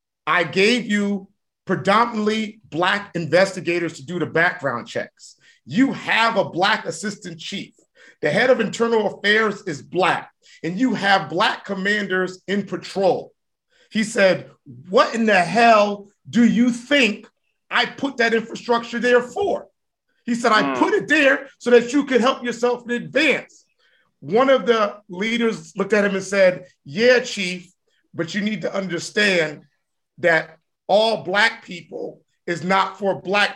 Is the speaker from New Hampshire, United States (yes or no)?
no; New Haven, Connecticut, United States; And I'm we from New Haven. We know how to get gully. We know how to be raw.